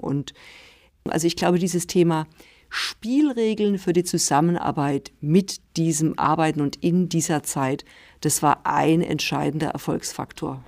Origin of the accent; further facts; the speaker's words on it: Rhineland-Palatinate, Germany; also born or lived in near Stuttgart; now in Stuttgart, Germany; ich bin äh, in der Pfalz geboren